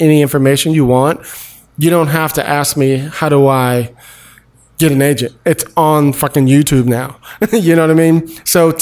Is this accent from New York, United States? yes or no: no; Palo Alto, California, United States; also born or lived in Detroit / Brooklyn; I was raised in the Bay Area in Palo Alto